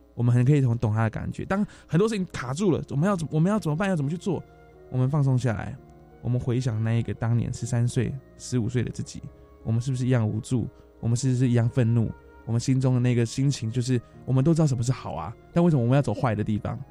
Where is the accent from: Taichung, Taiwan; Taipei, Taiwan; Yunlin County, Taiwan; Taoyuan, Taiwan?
Taipei, Taiwan; 我们从小在大稻城出生，在这边长大，在这边学坏，后来也选择在这个地方创业